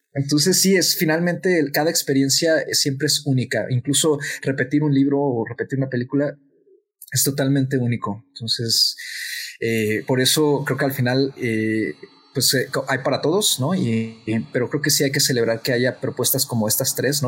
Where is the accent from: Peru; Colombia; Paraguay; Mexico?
Mexico; nosotros como mexicanos